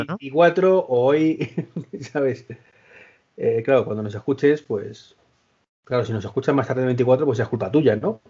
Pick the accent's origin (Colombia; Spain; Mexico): Spain; Madrid, Community of Madrid; Dani y yo somos de Madrid